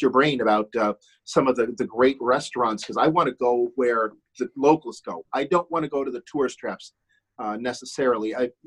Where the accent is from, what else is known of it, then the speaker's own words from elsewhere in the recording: Switzerland; first language German; English is a second language; now in United States; I'm not only a U.S. citizen, but I'm also a Swiss citizen